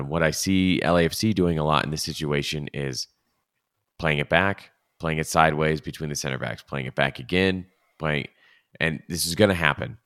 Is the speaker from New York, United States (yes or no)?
no; Los Angeles, California, United States; L A F C is my team 'cause they're from my hometown, and it feels actually like my hometown.